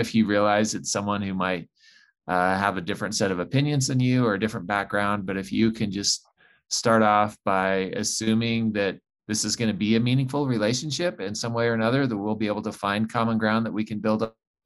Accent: Rexburg, Idaho, United States; now in Ogden, United States; I grew up in Rexburg, Idaho, just outside Rexburg, actually, on a small farm

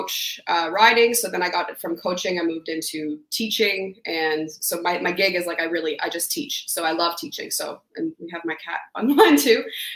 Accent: Ottawa, Ontario, Canada; I'm from Ottawa

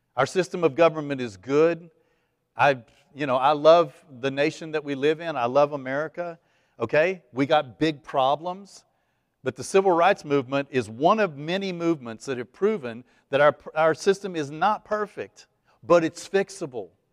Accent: East Texas, United States; I was raised Catholic in East Texas

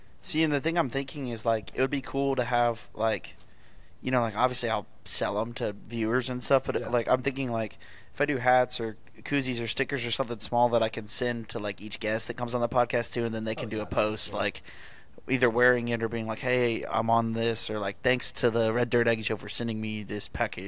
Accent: Houston, Texas, United States; I'm from the Houston area

